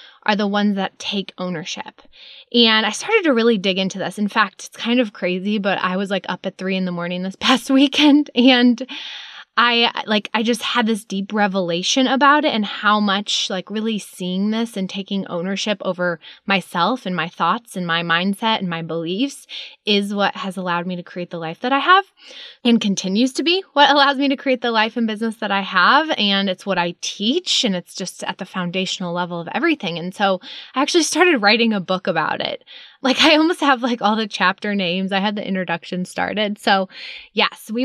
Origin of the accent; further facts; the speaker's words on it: Chicago suburbs, Illinois, United States; moved away; I grew up in Chicago suburbs